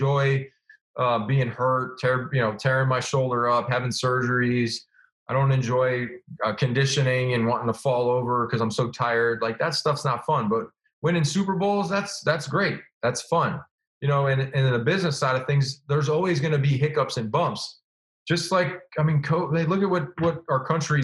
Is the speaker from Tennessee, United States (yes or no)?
no; Illinois, United States; moved away; I grew up in Illinois and, you know, I was on the suburbs, like kind of the outskirts